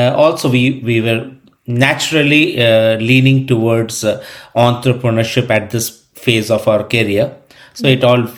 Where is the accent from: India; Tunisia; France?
India; moved away as an adult; now in Europe; I grew up in India. I grew up in eastern part of India and central part of India, and predominantly in tier 2 or tier 3 towns